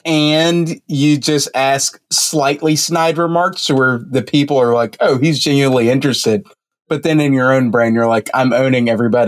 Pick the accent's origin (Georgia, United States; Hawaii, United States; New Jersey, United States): Georgia, United States; Atlanta; I grew up near Hartsfield Airport, so I know what a plane light looks like.